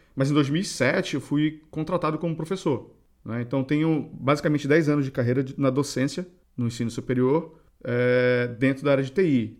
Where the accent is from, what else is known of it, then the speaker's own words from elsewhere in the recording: Belém, Pará, Brazil; nós dois acho que somos paraenses